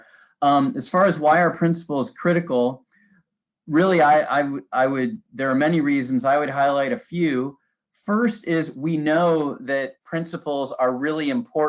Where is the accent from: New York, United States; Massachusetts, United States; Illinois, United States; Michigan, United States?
Michigan, United States; moved away as an adult; now in Williamsburg, United States; I taught social studies and coached a debate at my hometown high school in Michigan